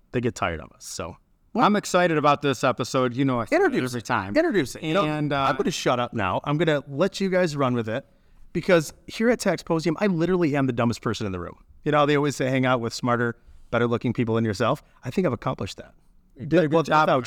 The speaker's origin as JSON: {"language": "English", "region": "Michigan", "country": "United States", "said": "I'm from Michigan."}